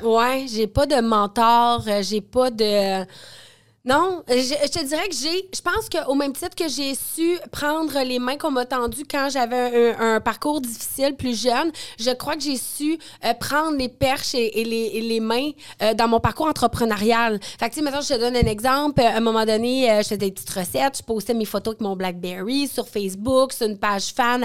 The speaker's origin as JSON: {"language": "French", "town": "Quebec City", "region": "Quebec", "country": "Canada", "tie": "born or raised there", "also_born_or_lived": "Northern Ontario", "moved": "as an adult", "lives_now": "Montreal, Canada", "said": "je viens de Limoilou, un petit quartier de, Québec, qui, il y a 36 euh, ans, pour ne pas trahir mon âge, était vraiment pauvre"}